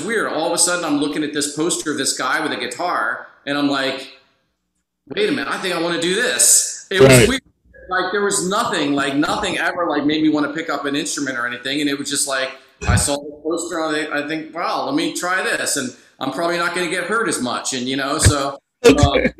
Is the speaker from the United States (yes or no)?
yes; Philadelphia, Pennsylvania, United States; now in Orlando, United States; I'm from Philadelphia originally.